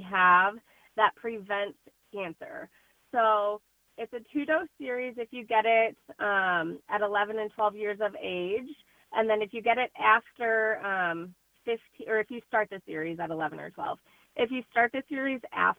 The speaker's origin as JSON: {"language": "English", "town": "Princeton", "region": "Illinois", "country": "United States", "said": "all of us are from the area. I'm from Princeton"}